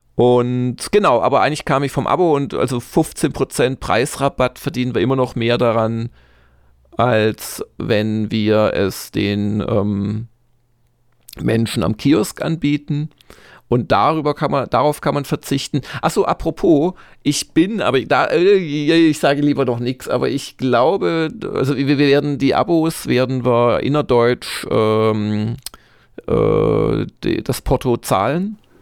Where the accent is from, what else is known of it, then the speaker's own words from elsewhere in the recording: Swabia, Germany; als Schwabe